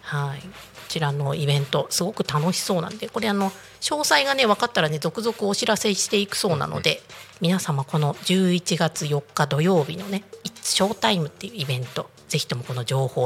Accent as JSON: {"language": "Japanese", "region": "Niigata", "country": "Japan", "said": "私新潟出身だって話を前ちらっとしたと"}